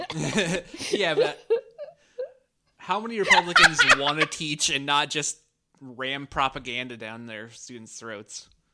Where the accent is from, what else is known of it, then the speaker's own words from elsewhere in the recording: Washington, Iowa, United States; moved away; I'm from Washington, Iowa originally